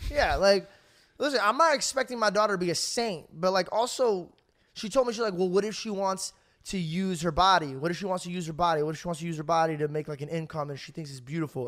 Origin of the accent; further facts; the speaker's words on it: Arizona, United States; I'm from Arizona